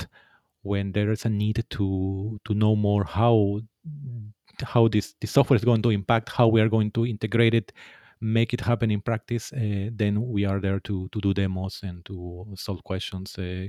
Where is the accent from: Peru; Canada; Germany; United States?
Peru; English is a second language; now in Finland; Yes, as you said, I am from Peru, and I've been living already more than 10 years here in Finland.